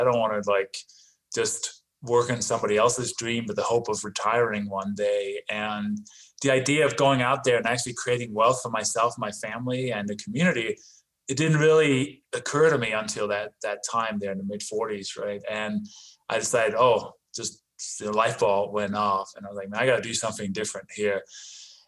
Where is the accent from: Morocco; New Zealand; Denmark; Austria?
Denmark; English is a second language; also born or lived in London, England; now in United States; a little bit of an accent and sort of an unusual name. I was not born in this country, actually. I was born in Denmark